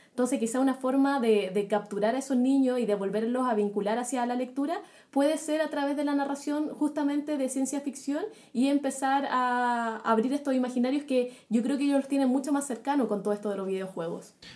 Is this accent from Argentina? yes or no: no; Chile; acá en Chile